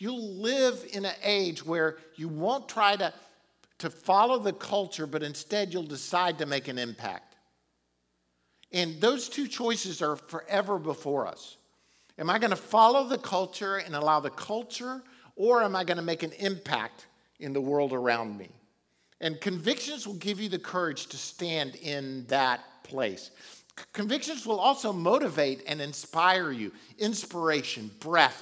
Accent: Florida, United States; Back when I was younger, I was raised in Florida

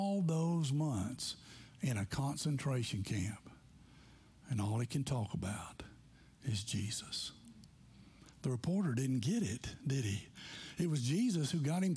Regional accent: McMinnville, Tennessee, United States; moved away; I'm from McMinnville, Tennessee

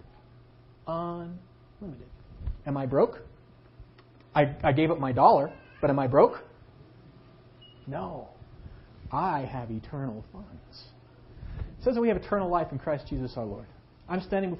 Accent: United States; as an American citizen

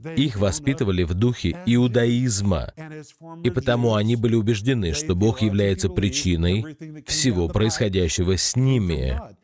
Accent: Oklahoma, United States; moved away; я вырос в Америке, в штате Оклахома

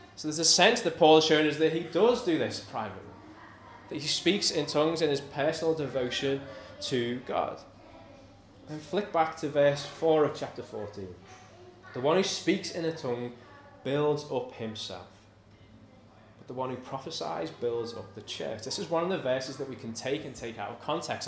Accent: United Kingdom; we're British, we're conservative

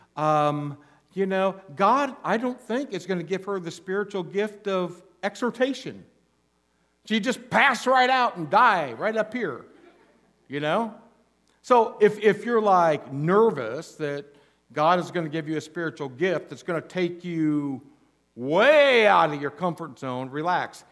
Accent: Goshen, Indiana, United States; now in Alaska, United States; when I was growing up in northern Indiana, my hometown, Goshen, Indiana

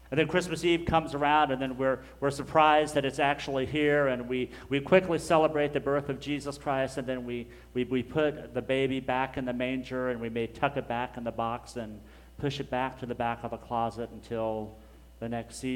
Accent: Dallas, Texas, United States; we're just from Dallas because it's just easier to say.

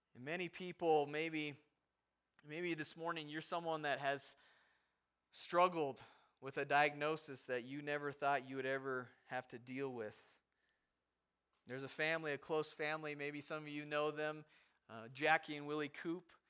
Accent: Havre, Montana, United States; moved away; we barely make it into Haver, my hometown, my, where my parents live

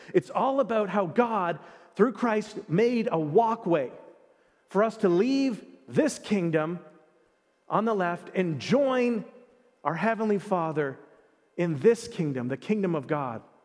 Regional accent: Canada; I was born in Canada. I am a Canadian citizen.

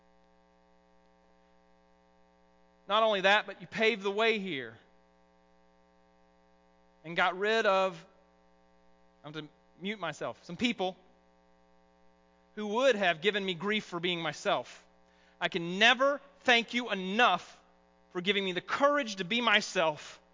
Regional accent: the South, United States; accent: southern; my southern accent

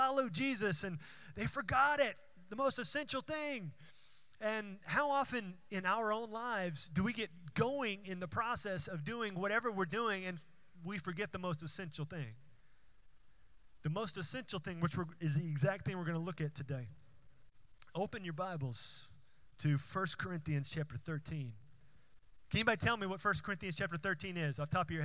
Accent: Houston, Texas, United States; the church that I went to growing up in Houston

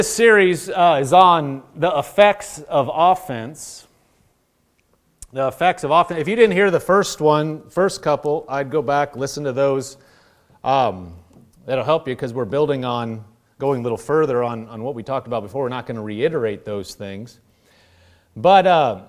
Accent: Nebraska, United States; I grew up in Nebraska

